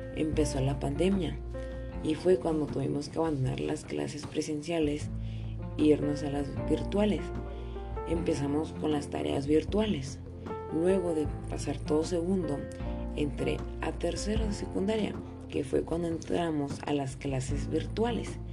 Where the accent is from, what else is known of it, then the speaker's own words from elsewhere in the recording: Chihuahua, Mexico; Nací en Chihuahua, Chihuahua el 19 de mayo del 2006.